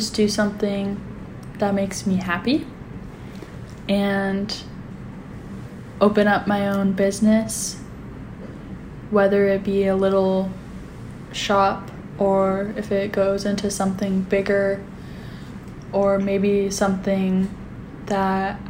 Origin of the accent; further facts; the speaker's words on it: Anchorage, Alaska, United States; I grew up in Anchorage, Alaska